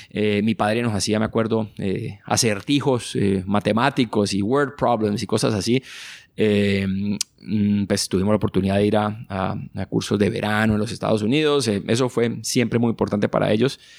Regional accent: Cali, Valle del Cauca, Colombia; Crecí en Cali y tuve una infancia muy feliz en el sur de Cali, que era una zona en esa época muy, digamos, poco desarrollada de alguna manera, con carreteras despavimentadas, con muchos ríos

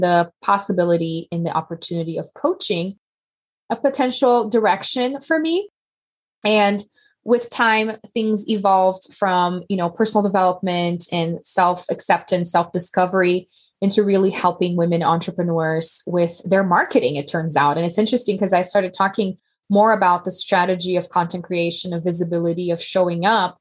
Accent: Brazil; moved away as an adult; now in United States; I'm from Brazil originally, and we actually had the babies in Brazil.

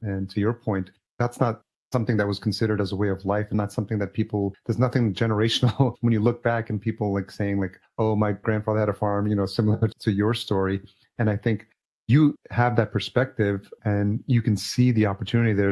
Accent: Yonkers, New York, United States; I grew up in Yonkers, New York, which is Westchester County

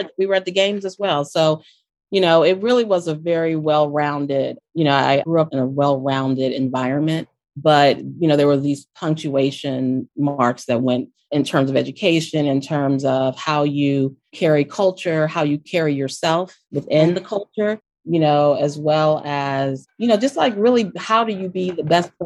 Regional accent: Wilmington, Delaware, United States; I'm from Wilmington, Delaware

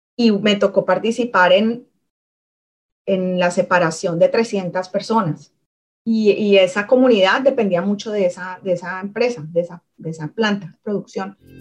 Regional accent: Cali, Valle del Cauca, Colombia; moved away as an adult; soy de Cali, nací en Cali, me crié en Cali, crecí en Cali y no fue sino hasta los 20, 20 21 años que, que salí de la ciudad.

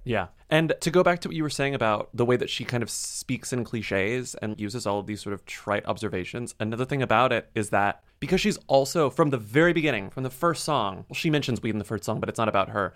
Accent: Texas, United States; moved away as an adult; also born or lived in San Antonio, Texas / Austin, Texas; now in New York, United States; as a Texan

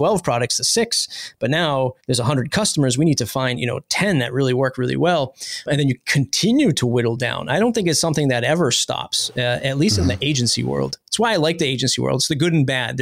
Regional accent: East Coast, United States; We're from the East Coast

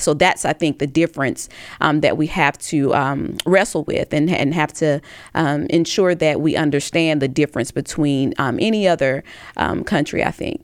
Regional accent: Tuscaloosa, Alabama, United States; I'm from Tuscaloosa, Alabama, which is in Hale County.

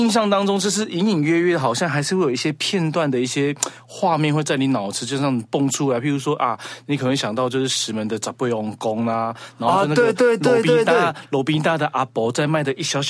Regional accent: Taipei, Taiwan; 我台北人啊，

